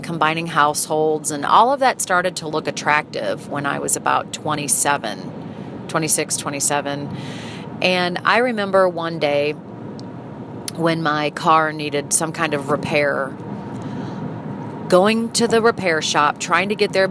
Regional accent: St. Louis, Missouri, United States; moved away as an adult; also born or lived in Philadelphia; when I moved from Philadelphia back to St. Louis, I moved back to my hometown

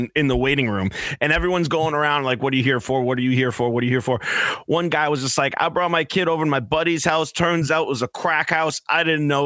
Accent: Massachusetts, United States; I'm from Massachusetts

